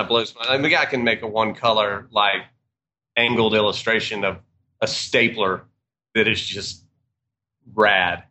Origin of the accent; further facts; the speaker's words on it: Georgia, United States; also born or lived in Atlanta, Georgia; we're from Georgia